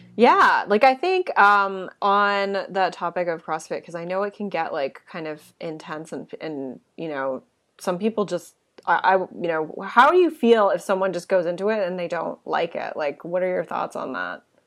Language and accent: English; Canada; being Canadian